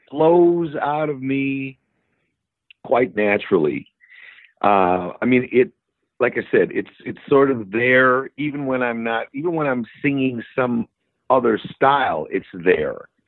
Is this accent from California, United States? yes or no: no; Milwaukee, Wisconsin, United States; now in Chicago, United States; I'm growing up in Milwaukee